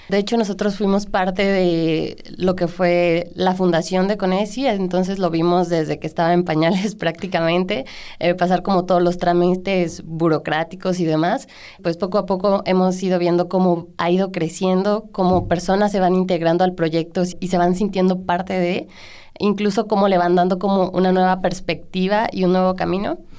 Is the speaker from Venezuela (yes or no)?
no; Manuel Doblado, Guanajuato, Mexico; Yo soy de Manuel Doblado